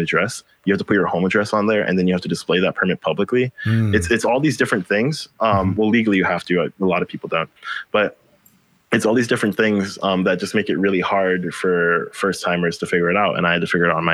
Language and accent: English; Philippines; now in Hawaii, United States; I'm from the Philippines, and we get more storms than, you know, most places on Earth do in one year. I'd seen my community get flooded